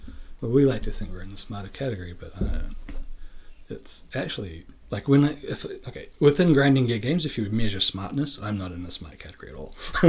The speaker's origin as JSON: {"language": "English", "town": "Dunedin", "region": "Otago", "country": "New Zealand", "tie": "born or raised there", "said": "Dunedin is my hometown, and it's like the south of New Zealand, and when I was a kid there, I thought it was like a big city, but it's not. It's like a 100,000 people town."}